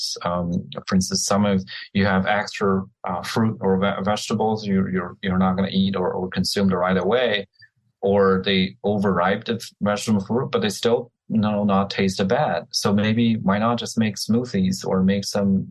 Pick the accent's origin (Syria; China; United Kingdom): China; now in Florida, United States; I'm growing up in China